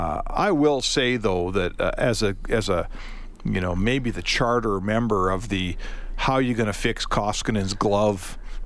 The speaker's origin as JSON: {"language": "English", "country": "Canada", "said": "as a Canadian, you kind of when you sign the papers or when your parents sign the papers when you were born here, the rider in the contract is you're going to get snowed on at some point."}